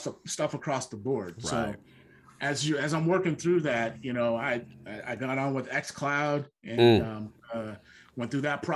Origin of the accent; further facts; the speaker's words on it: Seattle, Washington, United States; It's my hometown.